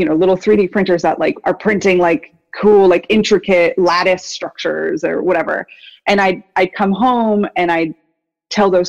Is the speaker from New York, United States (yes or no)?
yes; Woodstock, New York, United States; moved away; I grew up in Woodstock, so I'm like a local sort of that has come back to this area